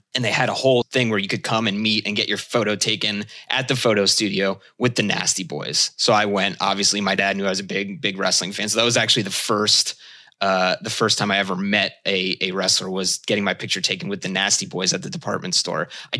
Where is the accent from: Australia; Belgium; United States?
United States; Allentown, Pennsylvania; also born or lived in Bethlehem, Pennsylvania; I grew up in the Lehigh Valley in Pennsylvania, Allentown and Bethlehem, Pennsylvania to be specific.